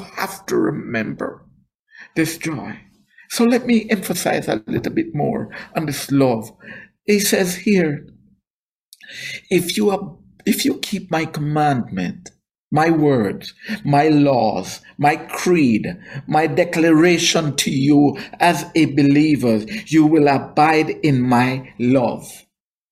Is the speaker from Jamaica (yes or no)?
yes; Jamaica; moved away; I am not a black American, I am Jamaican